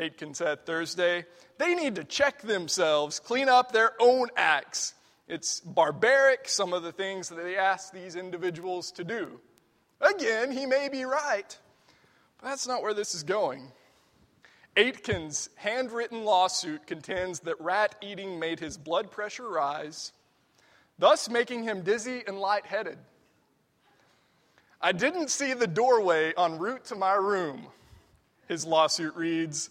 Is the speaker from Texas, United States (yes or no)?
yes; Texas, United States; moved away; I'm from Texas, and we sing Fannie J. Crosby songs every week